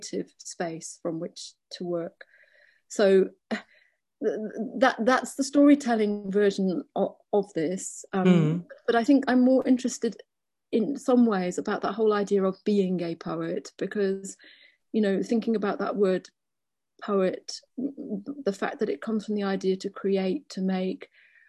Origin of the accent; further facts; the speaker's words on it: Liverpool, North West England, United Kingdom; I grew up in Liverpool